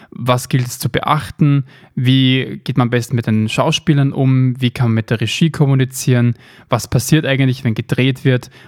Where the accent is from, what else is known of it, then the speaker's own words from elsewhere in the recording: Vienna, Austria; born there; Ich bin geboren in Wien, lebe derzeit auch dort 24 Jahre alt